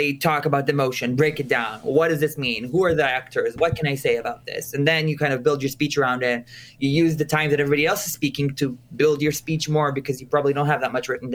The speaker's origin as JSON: {"language": "English", "country": "Israel", "said": "I'm originally from Israel"}